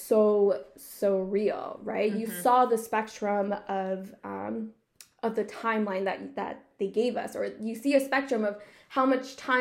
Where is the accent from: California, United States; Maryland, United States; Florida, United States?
California, United States; I'm also from California